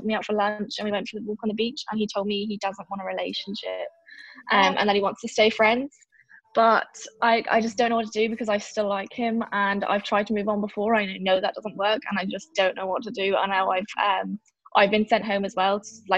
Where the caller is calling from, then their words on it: County Donegal, Ireland; Donegal in Ireland.